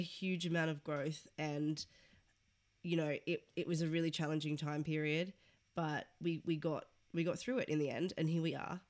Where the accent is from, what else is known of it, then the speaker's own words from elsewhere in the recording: Sydney, New South Wales, Australia; moved away as an adult; now in London, United Kingdom; I am from Sydney, Australia, moved to London three years ago